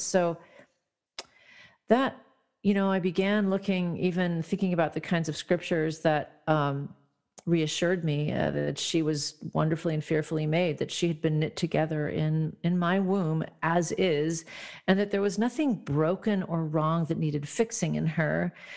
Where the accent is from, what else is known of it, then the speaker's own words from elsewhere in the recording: Midwest, United States; now in California, United States; I'm actually in California now, but I grew up in the Midwest part of the country